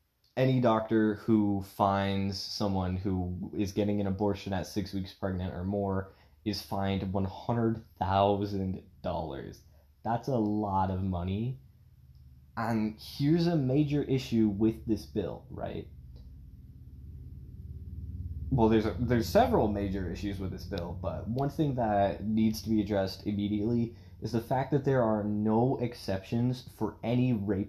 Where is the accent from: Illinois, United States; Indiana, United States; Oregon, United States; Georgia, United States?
Oregon, United States; Portland; I was born in Portland, Oregon. I don't live there anymore. I've moved around a lot since I was a little kid. But growing up in Portland, Oregon